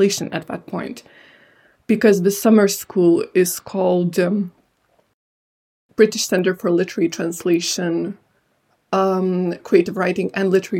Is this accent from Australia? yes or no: no; Lithuania; first language Lithuanian and Georgian; English is a second language; moved away as an adult; now in United Kingdom; I grew up in Lithuania, so naturally I gravitated more towards Lithuanian